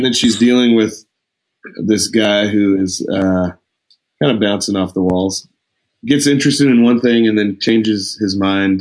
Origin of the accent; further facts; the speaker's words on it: Lubbock, Texas, United States; I grew up in Lubbock